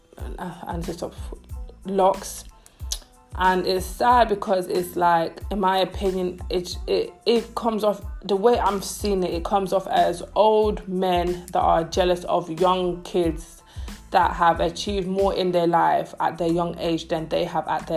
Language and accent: English; London, United Kingdom; Growing up in London, like I'm 25, growing up in London, being African wasn't cool